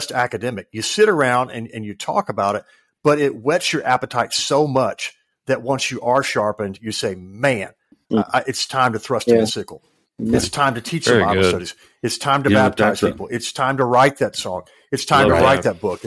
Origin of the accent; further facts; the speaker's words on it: West Tennessee, United States; I come from West Tennessee